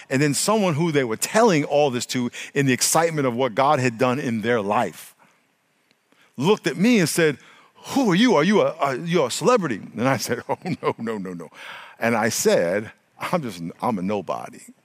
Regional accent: New York, United States; now in California, United States; when I grew up in New York

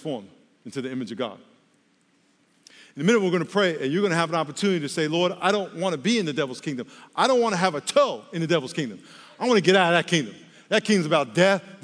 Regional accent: New York, United States; I'm from New York

